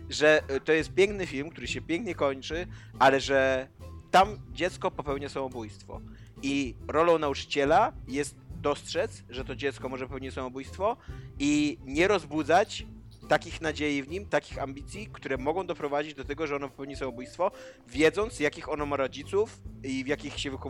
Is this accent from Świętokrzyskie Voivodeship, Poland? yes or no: no; Warmian-Masurian Voivodeship, Poland; na terenach, e, z których ja pochodzę i z, których, z którymi się dosyć czuję związany, z Wariowymi Mazurami